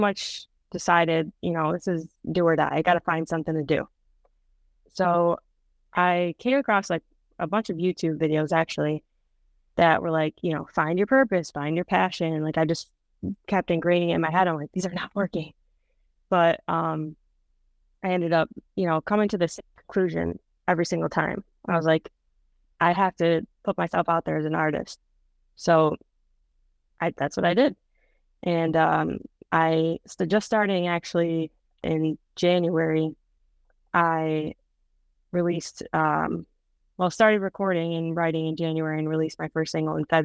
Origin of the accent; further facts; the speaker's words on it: Rochester, New York, United States; I'm from Rochester, New York, which is on the west side of Rochester, or New York, near Buffalo